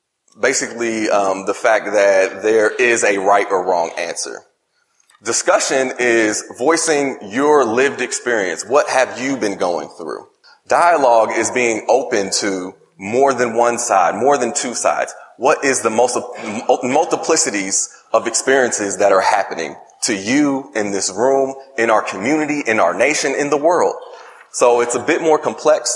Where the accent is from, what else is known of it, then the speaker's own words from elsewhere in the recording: Indianapolis, Indiana, United States; also born or lived in upstate New York; I grew up in Indianapolis, Indiana, was born in upstate New York